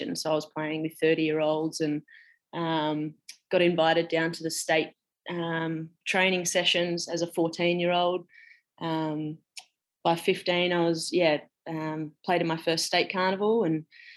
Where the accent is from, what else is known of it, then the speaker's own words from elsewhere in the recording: Western Australia, Australia; moved away; I'm from Western Australia originally.